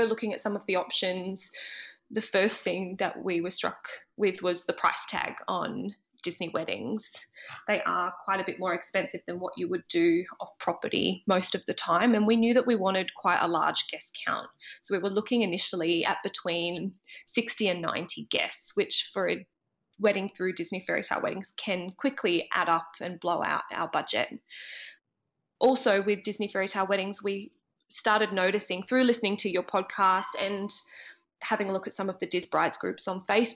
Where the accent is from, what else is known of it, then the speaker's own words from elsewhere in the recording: Australia; if you can't tell by my accent already, I am from Australia